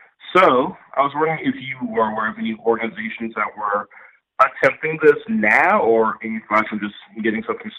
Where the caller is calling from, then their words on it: Chicago, Illinois, United States; calling from Chicago, South Shore.